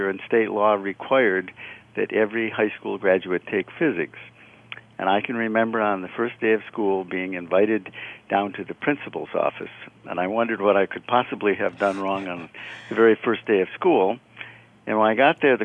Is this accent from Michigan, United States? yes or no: yes; Port Austin, Michigan, United States; moved away; I grew up in a small town, Port Austin, Michigan.